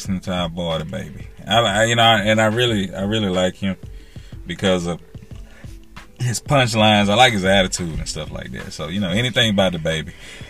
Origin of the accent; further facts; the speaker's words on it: Texas, United States; also born or lived in Louisiana; I'm Texas, Louisiana.